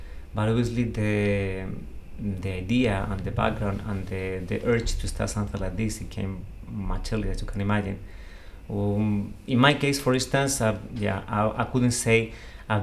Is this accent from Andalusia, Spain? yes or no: yes; Seville, Andalusia, Spain; I'm from Seville